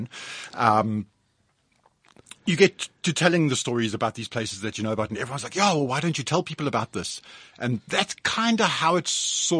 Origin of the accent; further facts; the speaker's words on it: Johannesburg, Gauteng, South Africa; I'm a Joburg boy. I grew up in Joburg. I've lived here all my life, and I love the city.